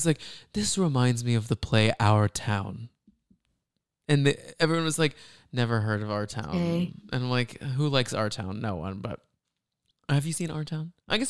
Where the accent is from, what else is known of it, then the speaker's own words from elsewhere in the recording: Dallas, Texas, United States; That's right by where we grew up in around Dallas.